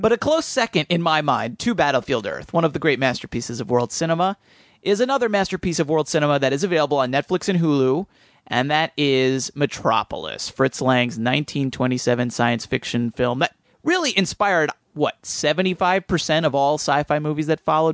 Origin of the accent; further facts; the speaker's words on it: suburban New Jersey, United States; in suburban New Jersey in my hometown